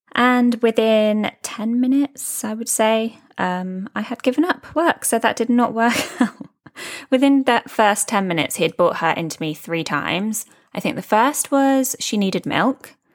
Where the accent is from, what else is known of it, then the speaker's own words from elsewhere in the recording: United Kingdom; moved away as an adult; now in Dubai, United Arab Emirates; I'm a British expat living in Dubai, UAE